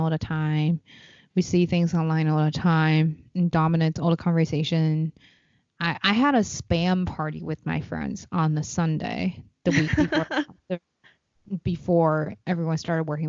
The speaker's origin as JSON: {"language": "English", "region": "Beijing", "country": "China", "moved": "yes", "lives_now": "United States", "said": "I'm from Beijing"}